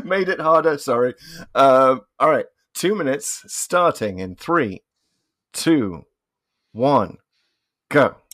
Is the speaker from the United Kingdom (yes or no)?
yes; United Kingdom; as a Brit